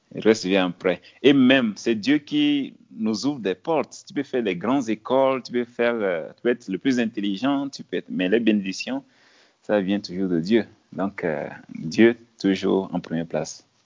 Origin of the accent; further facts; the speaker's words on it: village 100 km from Lomé, Plateaux, Togo; moved away as an adult; also born or lived in Kpalimé, Togo / Senegal / New York, United States; now in Addis Ababa, Ethiopia; Je suis né dans, dans un village qui est à 100 km de Lomé. Lomé, c'est la capitale du Togo. Je suis togolais. Et c'est dans ce village de, disons, 500 habitants environ. Oui, 500 habitants environ. C'est là où j'ai fait mes, le primaire